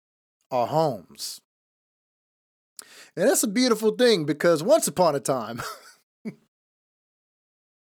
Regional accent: Seattle, Washington, United States; also born or lived in Los Angeles; I was raised up here

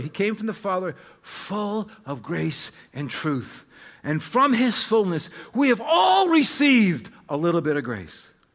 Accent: United States; American identity is really the bigger part, uh, of my story, even more so than being Serbian

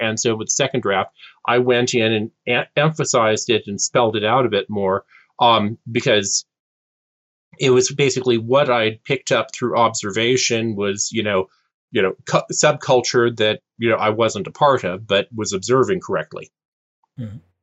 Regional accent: California, United States; Californian born and raised

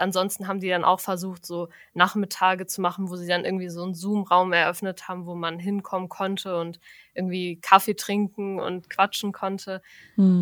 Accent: Frankfurt, Germany; moved away as an adult; now in Münster, Germany; Also eigentlich komme ich aus Frankfurt.

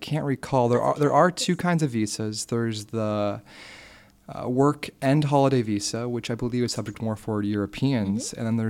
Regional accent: United States; accent: American; moved away as an adult; now in Australia; based on my accent, having an American accent

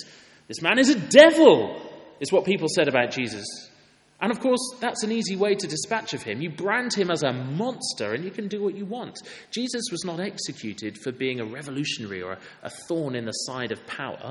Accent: Wales, United Kingdom; I'm from Wales. I played rugby for my school.

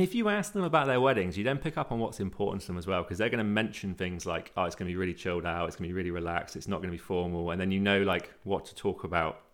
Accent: Cornwall, South West England, United Kingdom; I'm Cornish

